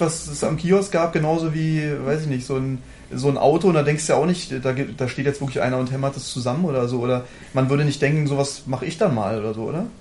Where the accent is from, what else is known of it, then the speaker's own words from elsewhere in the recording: Germany; als Deutscher